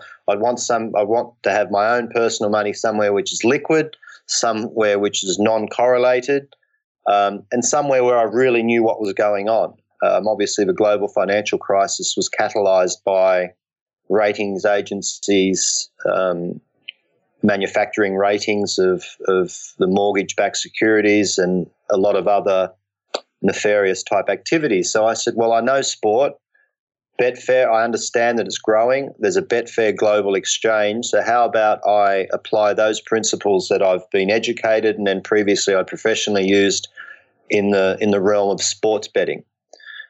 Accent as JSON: {"language": "English", "country": "Ireland", "said": "I'm Irish by background."}